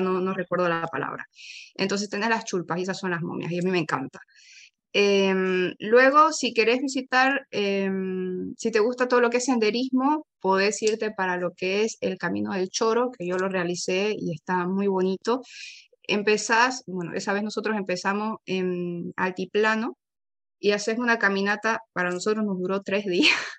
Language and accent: Spanish; Santa Cruz de la Sierra, Santa Cruz, Bolivia; soy boliviana, soy de Santa Cruz, por eso es que tal vez noten de que yo utilizo el vos y no utilizo el tú, porque en mi región